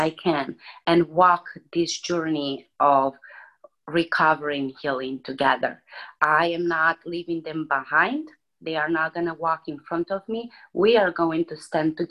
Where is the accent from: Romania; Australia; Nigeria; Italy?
Romania; English is a second language; moved away as an adult; now in United States; I was born in Romania, born and raised, moved in the United States when I was 23 years old